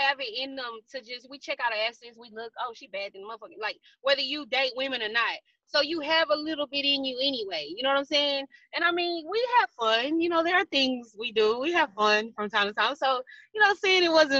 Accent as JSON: {"language": "English", "town": "Houston", "region": "Texas", "country": "United States", "tie": "born or raised there", "said": "I'm from Houston."}